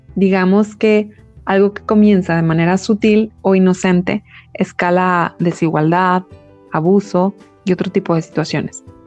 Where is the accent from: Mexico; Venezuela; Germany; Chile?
Mexico; nuestra historia como mexicanos